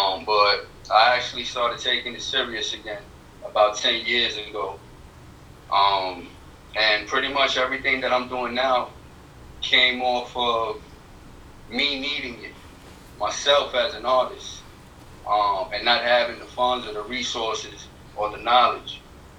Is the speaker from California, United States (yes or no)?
no; New York City, New York, United States; now in Highlands County, Florida, United States; But I'm from the Bronx, originally.